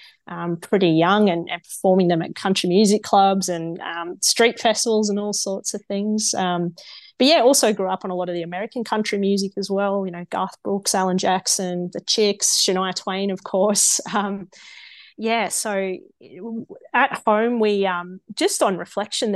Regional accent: Oberon, New South Wales, Australia; growing up in Oberon, it was only a town of about 3,000 people

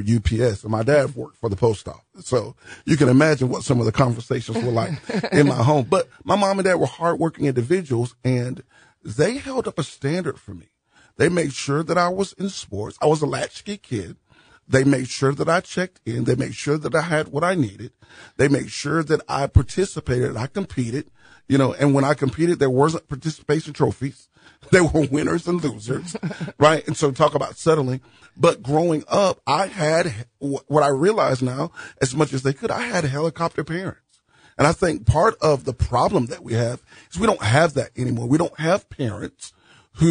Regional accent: Jacksonville, Florida, United States; I grew up in Jacksonville.

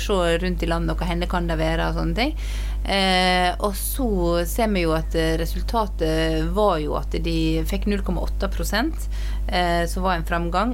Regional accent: Luster, Vestland, Norway; moved away; jeg satt hjemme i Luster i Sogn

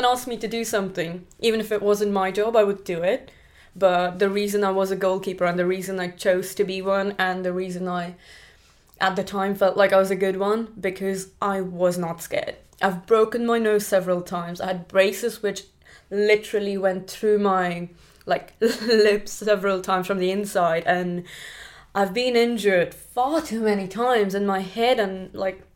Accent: Pune, Maharashtra, India; moved away as an adult; now in United Kingdom; I grew up in India in a place called Pune. Pune is a city, but I grew up in the outskirts

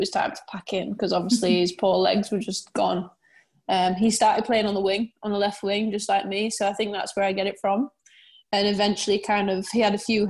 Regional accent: Harrogate, Yorkshire and the Humber, United Kingdom; I was born and raised in Harrogate

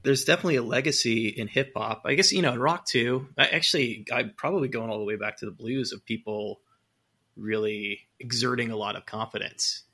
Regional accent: California, United States; moved away; I'm from California originally

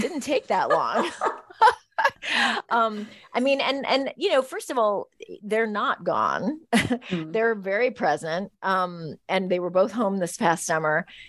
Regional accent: San Francisco, California, United States; growing up in San Francisco in the 70s

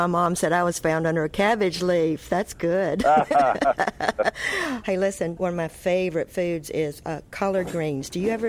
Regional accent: Montgomery, Alabama, United States; I'm from Alabama also

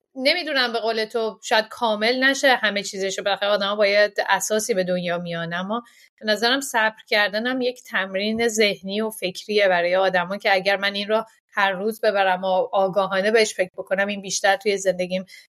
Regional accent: Iran; moved away; از ایران اومدیم

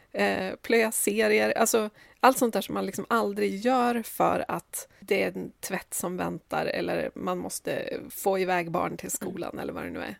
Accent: Sundsvall, Västernorrland County, Sweden; now in Stockholm, Sweden; jag är ju född i Sundsvall

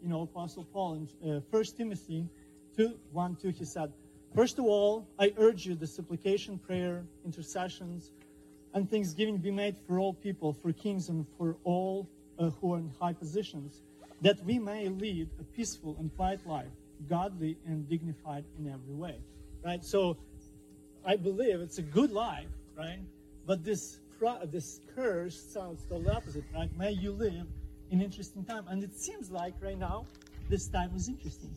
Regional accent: Ukraine; moved away; my country that I grew up, Ukrainian Soviet Republic

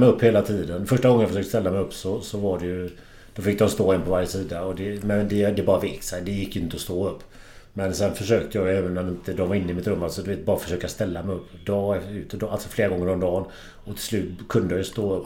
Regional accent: Kullavik, Västra Götaland, Sweden; Kullavik är jag uppvuxen

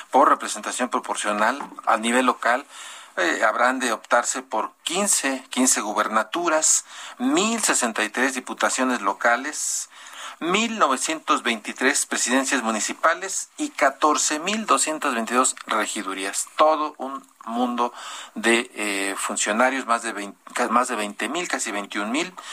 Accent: Mexico; ¿Qué hicimos bien y qué hicimos mal como mexicanos, los candidatos, los partidos?

